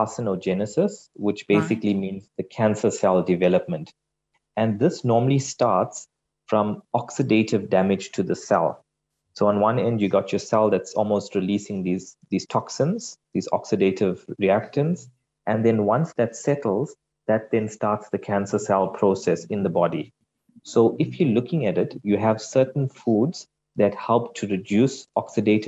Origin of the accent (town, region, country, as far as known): South Africa